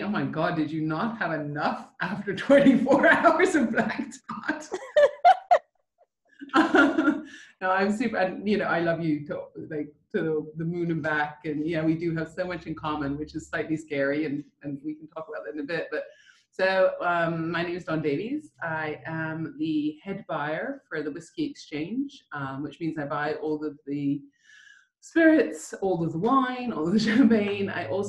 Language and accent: English; Rockville, Maryland, United States; which I grew up in Rockville, Maryland for a bit.